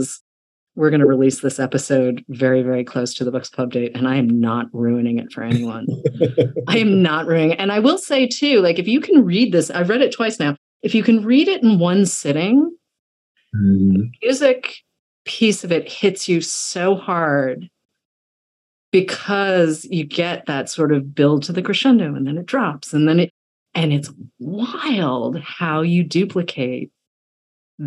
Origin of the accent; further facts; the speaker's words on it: Boston, Massachusetts, United States; I grew up in Boston